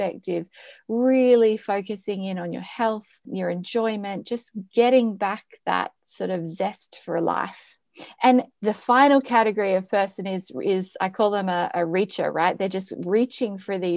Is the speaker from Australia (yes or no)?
yes; Australia; now in Amsterdam, Netherlands; I'm from Australia